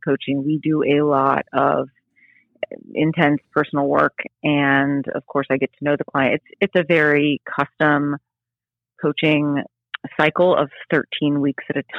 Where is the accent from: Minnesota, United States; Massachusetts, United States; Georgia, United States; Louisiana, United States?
Louisiana, United States; New Orleans; now in St. Petersburg, Florida, United States; I grew up outside of New Orleans